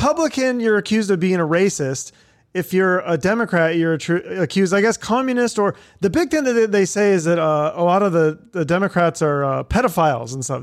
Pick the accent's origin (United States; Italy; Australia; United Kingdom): United States; Seattle, Washington; now in Phoenix, United States; I'm from Seattle